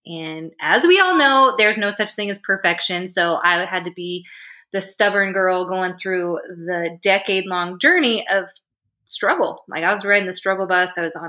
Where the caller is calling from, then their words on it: Indianapolis, Indiana, United States; I am from Indianapolis, Indiana, and it's cold here.